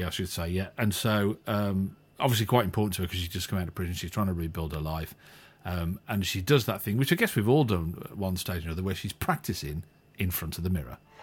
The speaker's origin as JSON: {"language": "English", "town": "Walsall", "region": "West Midlands", "country": "United Kingdom", "said": "he's a Warsaw lad, same as me."}